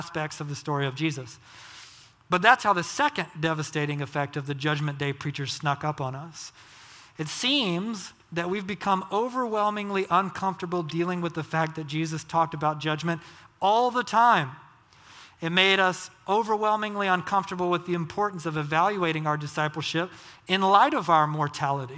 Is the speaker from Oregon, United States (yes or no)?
no; Georgia, United States; I grew up in Georgia, Southern Baptist.